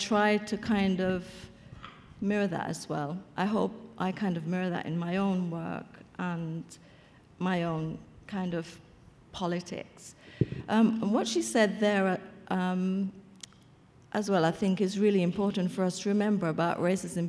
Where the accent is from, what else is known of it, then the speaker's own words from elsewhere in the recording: Jamaica; I'm Jamaican